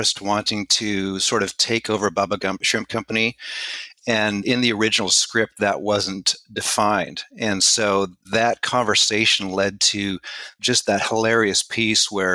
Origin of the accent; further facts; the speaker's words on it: Canada; I was born in Canada. I was raised in Canada.